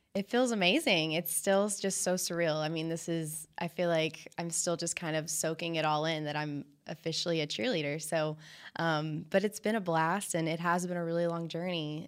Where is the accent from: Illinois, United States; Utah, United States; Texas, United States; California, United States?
Texas, United States; Fort Worth; I'm from Fort Worth